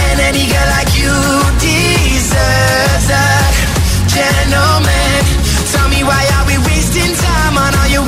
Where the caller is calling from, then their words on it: Valencia, Valencian Community, Spain; A ver Hola … de Valencia.